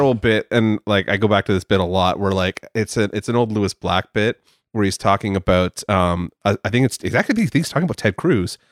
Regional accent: Canada; I am Canadian

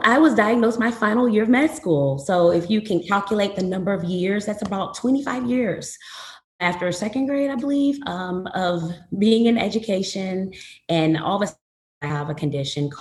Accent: Flint, Michigan, United States; moved away as an adult; also born or lived in New Orleans, Louisiana / St. Louis, Missouri; now in Houston, United States; I was born and raised in Flint, Michigan

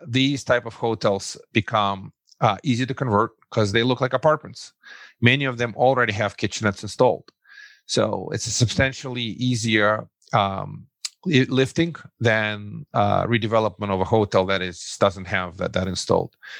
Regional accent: Russia; English is a second language; moved away as an adult; now in Brooklyn, United States; originally, I'm uh, an immigrant from the former Soviet Union. So I, I, say I come from Russia

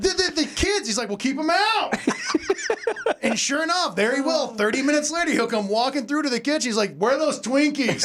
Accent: Ohio, United States; I was born and raised in Ohio

